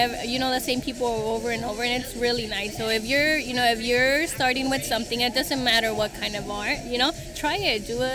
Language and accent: English; Salinas Valley, California, United States; moved away as an adult; also born or lived in Guanajuato, Mexico; now in Turlock, United States; was raised in the Salinas Valley